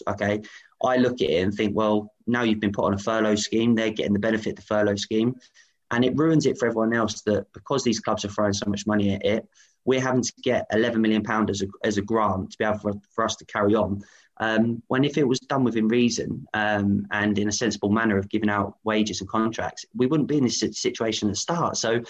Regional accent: Aylesbury, South East England, United Kingdom; Yeah, for me, I grew up in Aylesbury.

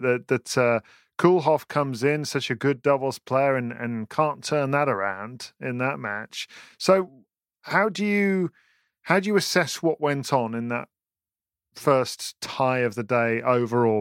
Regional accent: United Kingdom; as a British person

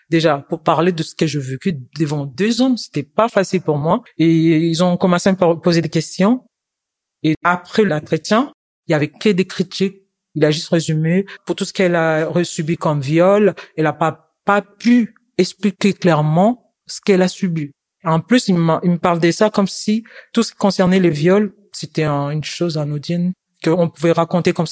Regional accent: DR Congo; now in France; Je viens de la République démocratique du Congo. Chez moi, j'étais étudiante en sciences informatiques

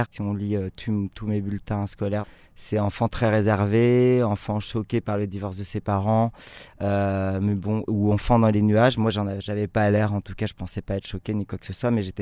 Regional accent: Lesquin, Hauts-de-France, France; born there; also born or lived in Calais / Marseille / Aix-en-Provence; Alors je suis né à Léquin, aéroport de Léquin, près de Lille, en 72.

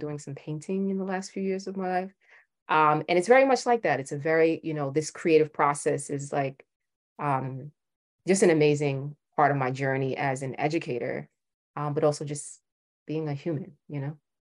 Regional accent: New York City, New York, United States; I'm from Brooklyn

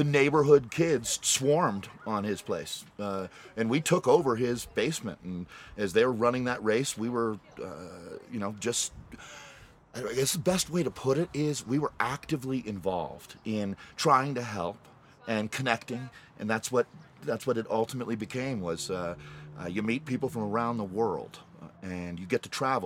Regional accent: Boulder, Colorado, United States; I grew up in the Table Mesa part of Boulder

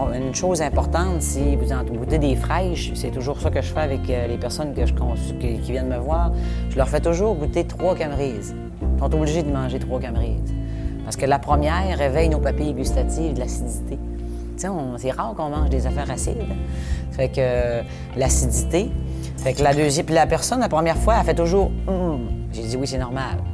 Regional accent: Notre-Dame-de-Lorette, Quebec, Canada; je viens de Notre-Dame-de-Lorette, puis mon chum de Saint-Stanislas, des petits villages. Fait qu'on été élevés sur des fermes

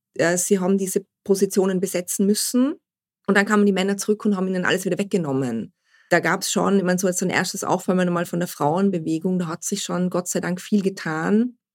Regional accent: Vorarlberg, Austria; ich komme aus Vorarlberg

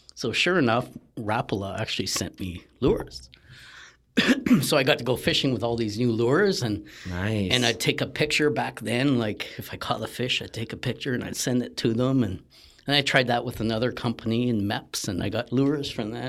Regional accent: Sault Ste. Marie, Ontario, Canada; so I grew up in Northern Ontario

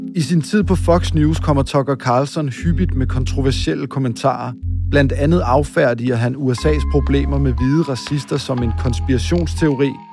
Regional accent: Denmark; os her hjemme i Danmark

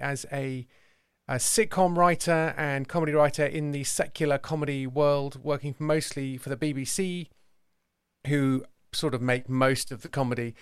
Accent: Somerset, South West England, United Kingdom; also born or lived in London; I'm an Englishman, uh, not just a Brit, and I am from the county of Somerset

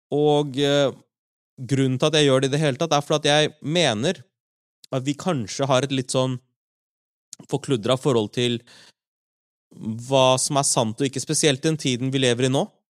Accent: Larvik, Vestfold, Norway; also born or lived in Oslo; Jeg er oppvokst i Larvik, eh, men født i Oslo

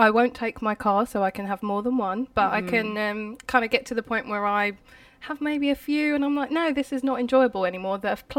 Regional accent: United Kingdom; We're British

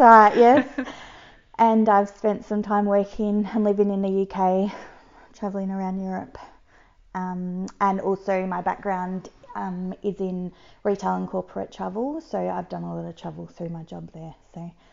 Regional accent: Geelong, Victoria, Australia; where are you from? I said, Geelong.

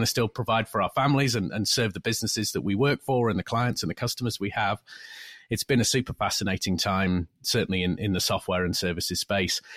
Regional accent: United Kingdom; moved away as an adult; now in California, United States; from the U K originally. Spent a lot of time over there, of course. Born and raised

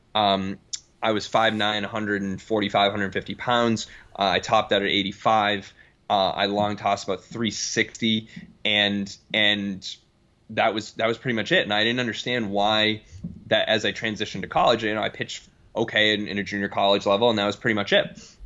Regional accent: Boston, Massachusetts, United States; moved away as an adult; also born or lived in Connecticut / Denver; now in Omaha, United States; I'm from Boston originally.

